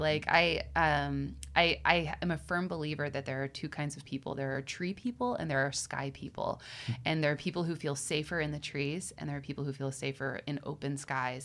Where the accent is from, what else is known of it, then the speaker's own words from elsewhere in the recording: Western Pennsylvania, United States; I grew up in Western Pennsylvania